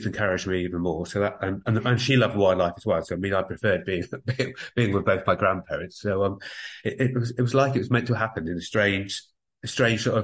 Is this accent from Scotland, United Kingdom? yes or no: no; Somerset Levels, South West England, United Kingdom; moved away as an adult; also born or lived in Guildford, Surrey; now in Ireland; I started life in Guildford in Surrey over in England, and then we moved down to Somerset. So I think of Somerset as home. So I grew up on the Somerset level.